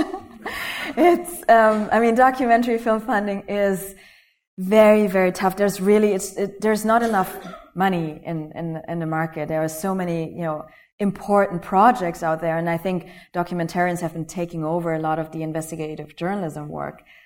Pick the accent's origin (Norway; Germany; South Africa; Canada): Germany; moved away; also born or lived in Malaysia; I was born Malaysia. I grew up in Germany